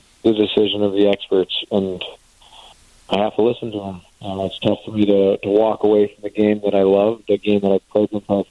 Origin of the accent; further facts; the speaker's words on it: Canada; being a Canadian kid, I watched a lot of hockey growing up